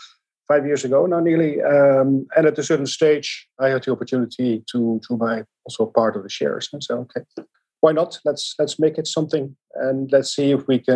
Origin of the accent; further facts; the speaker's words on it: Amsterdam, North Holland, Netherlands; I'm from Amsterdam